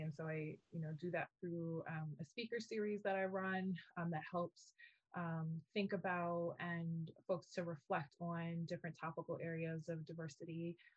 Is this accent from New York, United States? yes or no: yes; New York City, New York, United States; moved away as an adult; also born or lived in Indiana / Massachusetts; I am from New York City, I am from the Bronx, I am an inner city kid